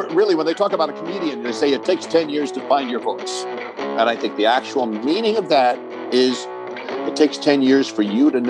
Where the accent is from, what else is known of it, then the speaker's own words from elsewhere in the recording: Forest Hills, New York, United States; also born or lived in Manhattan / Bronx / Brooklyn; Yeah, Forest Hills. I was born in Doctor's Hospital in Manhattan because that's where Mom wanted to go, and then we moved from the Bronx to Brooklyn, then to Queens.